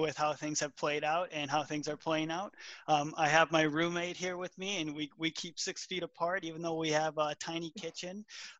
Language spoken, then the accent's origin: English; Minnesota, United States; I'm 28 years old. I am born and raised in Minnesota. I grew up in the country with two brothers.